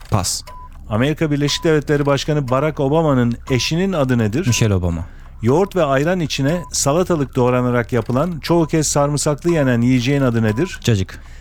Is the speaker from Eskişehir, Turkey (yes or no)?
yes; Eskişehir, Turkey; Memleketim Eskişehir.